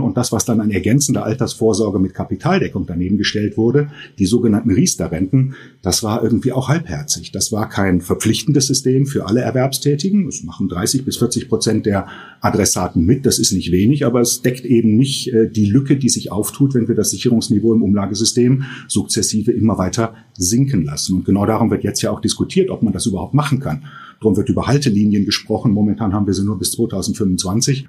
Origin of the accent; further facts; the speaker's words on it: Germany; bei uns in Deutschland